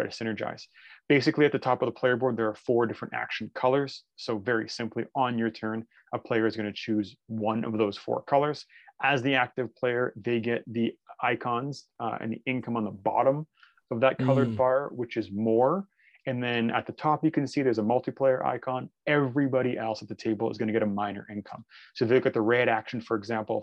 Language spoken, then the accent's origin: English; Canada; I'm Canadian.